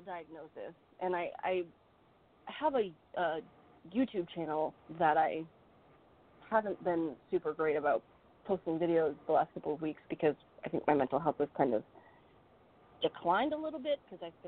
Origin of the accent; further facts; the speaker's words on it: Maine, United States; I live and I was born and raised in Maine, but I'm actually licensed in New Hampshire because we live right next door